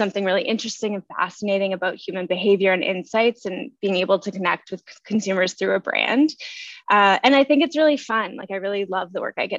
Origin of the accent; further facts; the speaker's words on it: Nova Scotia, Canada; now in Toronto, Canada; I'm from Nova Scotia.